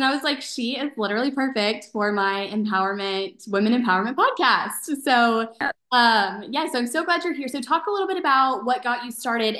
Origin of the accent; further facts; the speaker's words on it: Dallas, Texas, United States; I'm from Dallas.